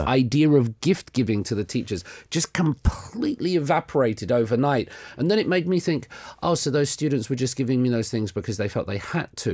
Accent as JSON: {"language": "English", "region": "England", "country": "United Kingdom", "moved": "as an adult", "lives_now": "South Korea", "said": "No, I'm not American. I'm English."}